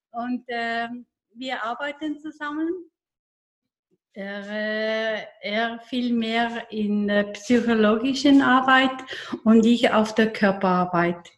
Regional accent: Eastern Switzerland, Switzerland; now in Zürich, Switzerland; Ich bin in der Ostschweiz äh, groß geworden, in, der Nähe vom Bodensee

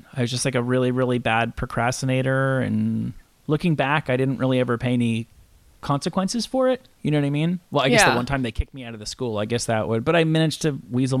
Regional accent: Rutherford, New Jersey, United States; I grew up in a town in New Jersey that you could literally see the New York City skyline from.

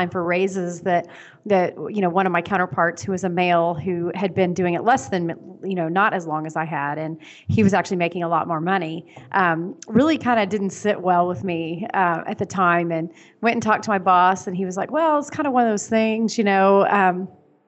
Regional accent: Tulsa, Oklahoma, United States; I'm from Tulsa, Oklahoma

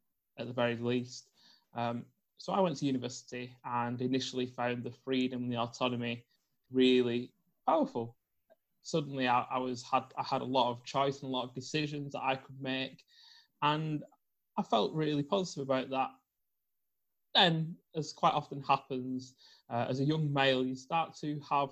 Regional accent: Bolton, North West England, United Kingdom; I was brought up in Bolton in the north of the UK

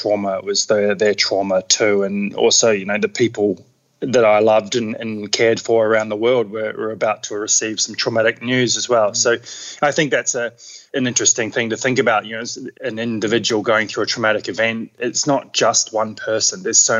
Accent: Queenstown, Otago, New Zealand; now in Australia; I grew up in New Zealand in Queenstown, so had pretty adventurous upbringing.

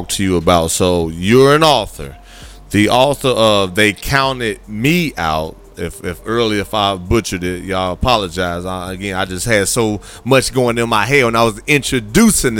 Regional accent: Gary, Indiana, United States; I grew up in Gary, Indiana.

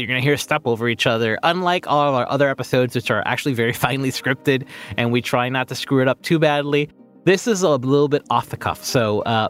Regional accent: Miami, Florida, United States; I am born and raised in Miami.

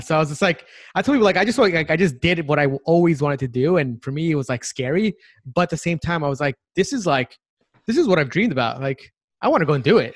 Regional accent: Long Island, New York, United States; moved away; also born or lived in Silicon Valley; I grew up in New York City. So I grew up in Long Island

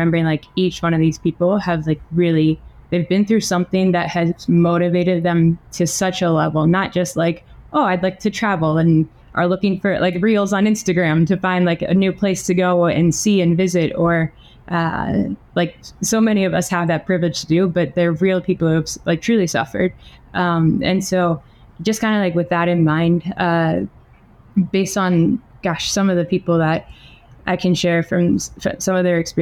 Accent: United States; now in San Pedro Sula, Honduras; I was born in the States

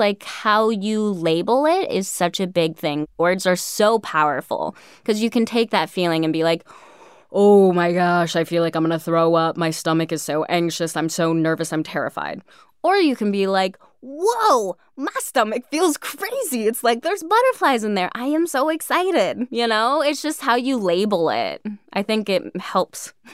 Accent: California, United States; also born or lived in New York; me from California, thinking of myself as like just your classic California girl, which I am

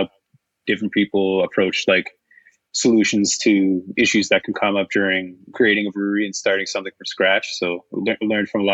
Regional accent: Cambridge, Ontario, Canada; I'm born and raised in Cambridge. So I grew up a couple blocks from where the brewery is located.

